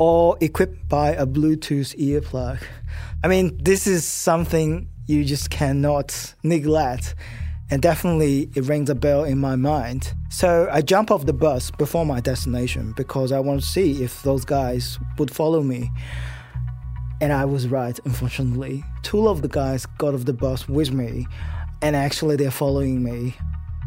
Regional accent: China; now in Australia; I'm an Australian citizen, but I was born in China

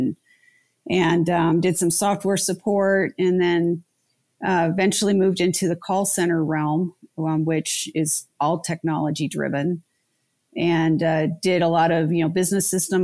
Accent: Lafayette, Colorado, United States; I grew up in Lafayette when there was still literally cows not too far outside of town

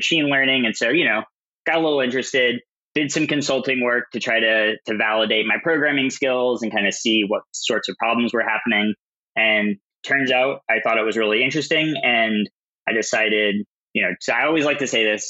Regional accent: Southern Louisiana, United States; moved away; also born or lived in Austin; I'm originally from Southern Louisiana, so not exactly a hotbed of tech activity.

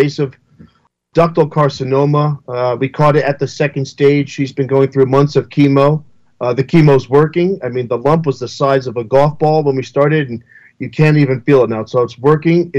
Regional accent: United States; now in Denver, United States; I'm a Jersey New Yorker

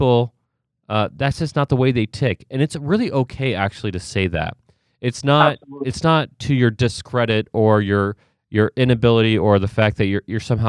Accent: Ohio, United States; I grew up in Ohio

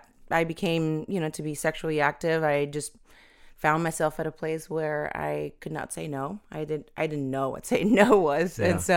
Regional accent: Venezuela; born there; So I was born in Venezuela, South America, and PK.

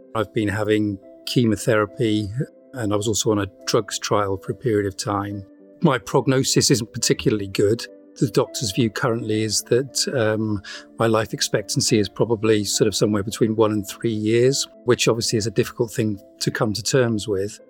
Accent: United Kingdom; now in Wales, United Kingdom; I'm I'm British. I you know I live in Wales.

